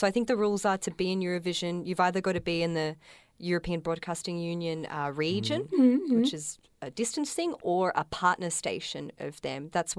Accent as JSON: {"language": "English", "town": "Melbourne", "region": "Victoria", "country": "Australia", "tie": "born or raised there", "said": "I was born in Melbourne, raised in Melbourne, but both my parents are from an island in Greece called Lefkada."}